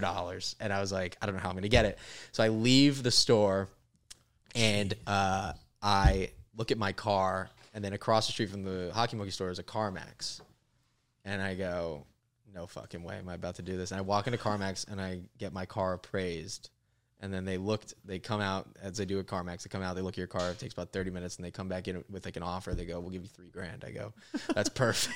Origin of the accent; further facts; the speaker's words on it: Florida, United States; moved away; also born or lived in Los Angeles; I'm from Florida